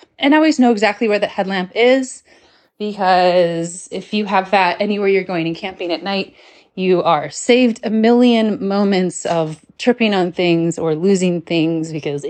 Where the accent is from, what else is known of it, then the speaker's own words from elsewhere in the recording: Iowa, United States; now in Portland, United States; I live in Portland, Oregon. I'm from Iowa.